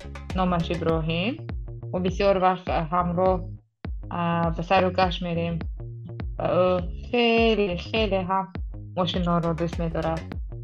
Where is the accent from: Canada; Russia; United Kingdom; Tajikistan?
Tajikistan; English is a second language; I am 33 years old. I'm going to be 34 next month. I am from Tajikistan. It's a very small country in Central Asia, next to China. It borders with China, Uzbekistan, Afghanistan, and Kyrgyzstan. I teach English here in my hometown